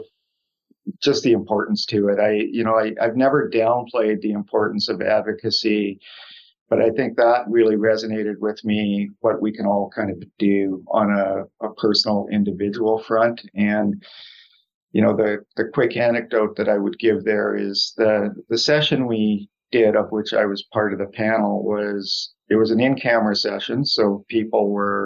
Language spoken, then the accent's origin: English; Saskatchewan, Canada; now in Toronto, Canada; I'm actually born and raised in Saskatchewan, so I'm Canadian by birth and born and raised out west